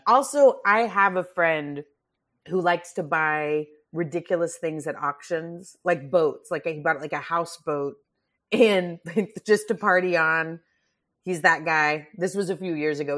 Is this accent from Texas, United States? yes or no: yes; Grand Prairie, Texas, United States; I'm from Grand Prairie, Texas